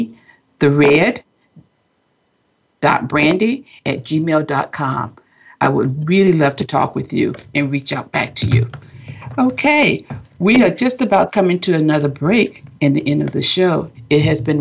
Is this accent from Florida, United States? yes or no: yes; West Palm Beach, Florida, United States; now in California, United States; I'm from West Palm Beach, Florida, where the family's always been